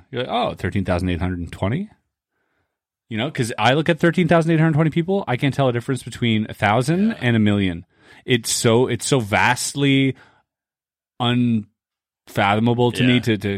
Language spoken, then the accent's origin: English; Canada; I'm Canadian